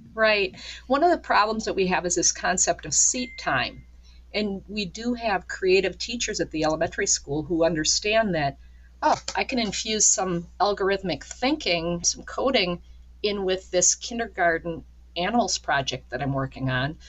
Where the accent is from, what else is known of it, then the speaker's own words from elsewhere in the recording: Minneapolis, Minnesota, United States; moved away as an adult; also born or lived in Wisconsin / Red Wing, Minnesota / southern New Hampshire; now in northern New York, United States; growing up in the Minneapolis St. Paul region myself